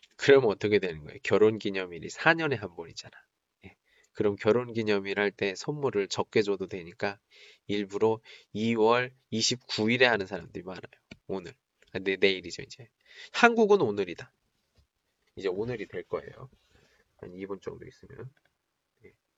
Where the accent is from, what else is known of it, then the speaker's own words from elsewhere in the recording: South Korea; moved away as an adult; now in China; 저는 한국 사람이고